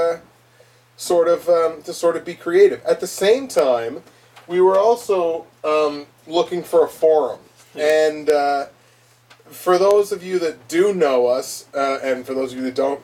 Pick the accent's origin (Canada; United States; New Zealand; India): Canada; We're Canadian